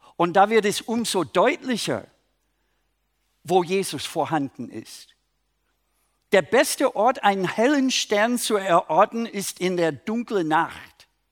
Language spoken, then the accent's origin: German; Minnesota, United States; German is a second language; now in Germany; eigentlich aus Minnesota, aber ich wohne in Deutschland